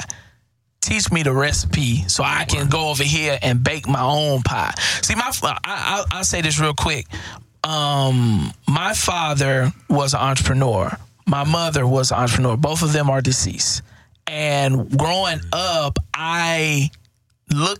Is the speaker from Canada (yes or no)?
no; Houston, Texas, United States; I grew up in Fifth Ward. Crimson Street.